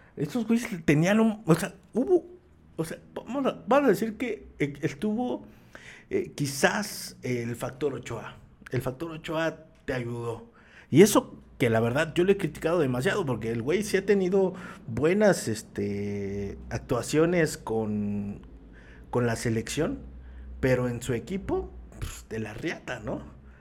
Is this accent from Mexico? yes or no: yes; Mexico; uno como mexicano